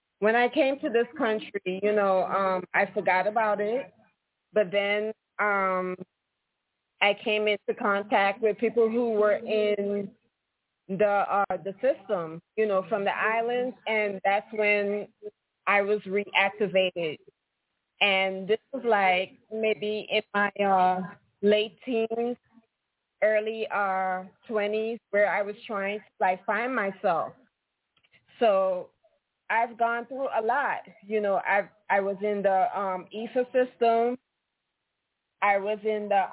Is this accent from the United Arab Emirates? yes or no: no; Guyana; I grew up in South America, Guyana